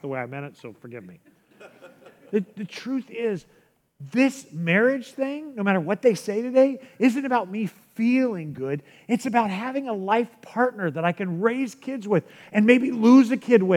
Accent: San Diego, California, United States; moved away; also born or lived in Chicago; I grew up in San Diego and I spent so much time at the beach

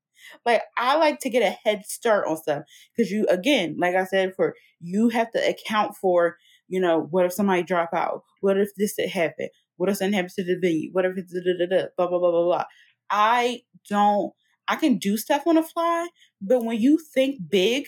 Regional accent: Philadelphia, Pennsylvania, United States; I'm from Philly

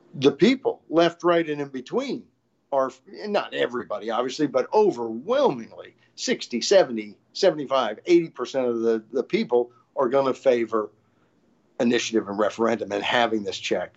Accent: Arkansas, United States; grew up in Arkansas

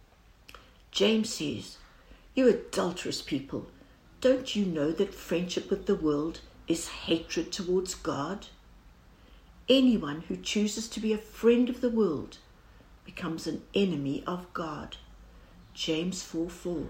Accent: South Africa; As every South African will know

